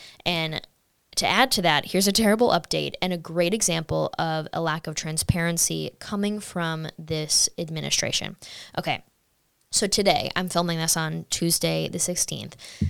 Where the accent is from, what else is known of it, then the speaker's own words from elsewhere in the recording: United States; At the end of the day, we're all Americans